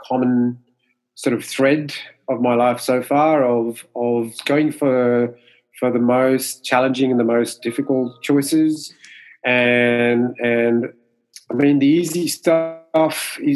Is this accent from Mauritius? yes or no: yes; Mauritius; first language Mauritian Creole; English is a second language; moved away as an adult; now in Sydney, Australia; English is my second language. Growing up in Mauritius, we speak more French and Creole, which is our native tongue